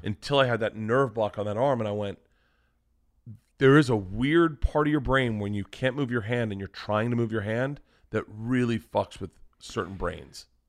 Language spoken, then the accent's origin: English; Florida, United States; moved away; I grew up in Florida